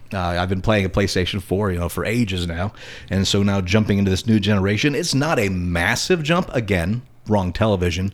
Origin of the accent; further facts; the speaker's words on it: Indiana, United States; moved away; my hometown in Indiana